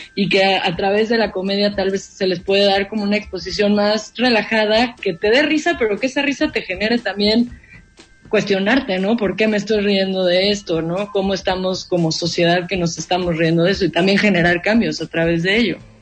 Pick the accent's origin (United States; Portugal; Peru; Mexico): Mexico; en nuestro país estamos un poco atrasados en eso